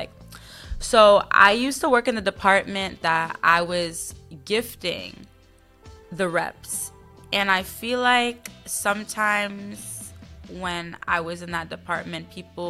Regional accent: Queens, New York, United States; So I'm originally from Queens, New York.

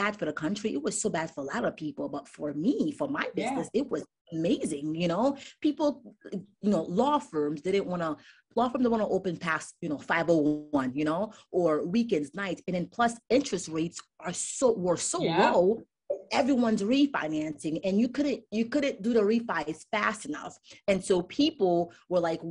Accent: Newark, New Jersey, United States; You know, my mom barely spoke English. We grew up in Newark, New Jersey.

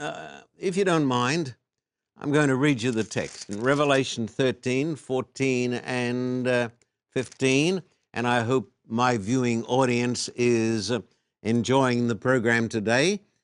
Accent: Australia; moved away; I was brought up in Australia

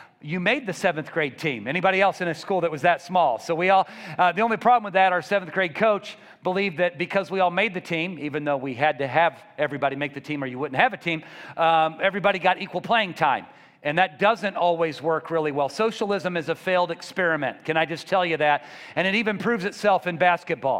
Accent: Columbia, Missouri, United States; I grew up in Columbia, Missouri, just outside the city

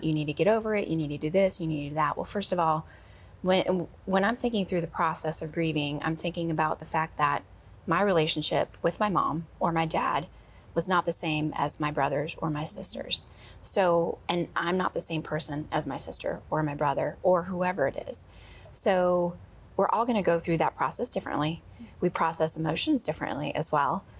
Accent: Wisconsin, United States; I grew up in Wisconsin

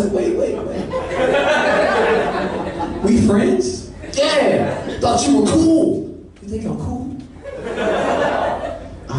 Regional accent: St. Louis, Missouri, United States; moved away as an adult; I'm from St. Louis, Missouri. I've been living out here maybe about a year and a half

